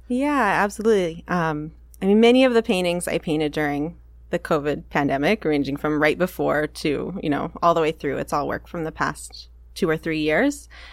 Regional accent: Maine, United States; also born or lived in San Francisco; now in Seattle, United States; I'm from Maine originally

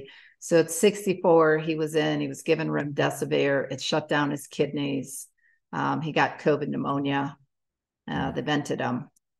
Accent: United States; I'm an American citizen.

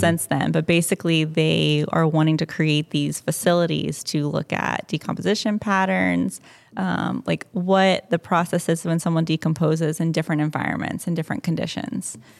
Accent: Cumming, Georgia, United States; moved away; I grew up just north of Atlanta in Cumming, Georgia

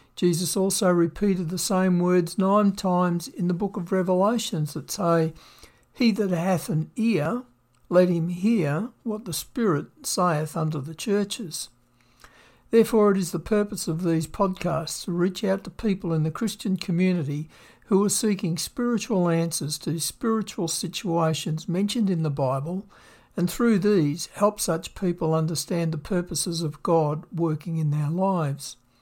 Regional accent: Victoria, Australia; moved away as an adult; also born or lived in Western Australia; I grew up in Victoria, Australia

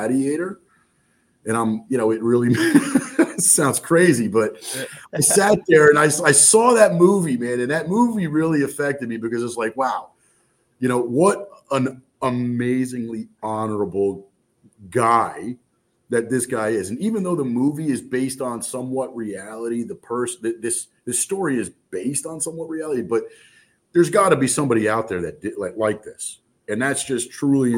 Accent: New Jersey, United States; I'm from Jersey

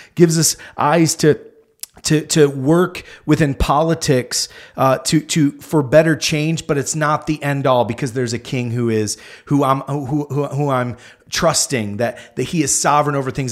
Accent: United States; us as American Christians

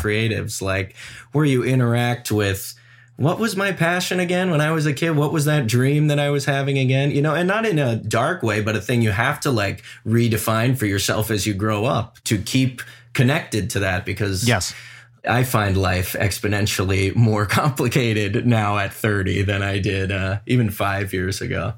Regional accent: Cleveland, Ohio, United States; also born or lived in Los Angeles, United States; now in New York City, United States; I grew up with Leah in Cleveland, Ohio

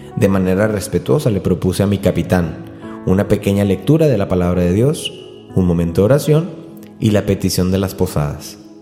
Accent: Río Bravo, Tamaulipas, Mexico; mi pueblo, yo soy de Río Bravo, Tamaulipas

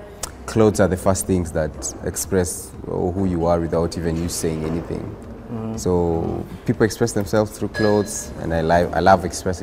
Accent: Nairobi, Kenya; Where I'm from, I grew up in a place called Riruta Satellite.

